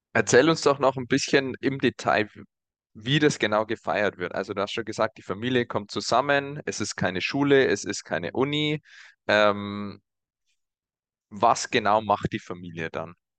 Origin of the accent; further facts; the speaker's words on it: Germany; als Deutsche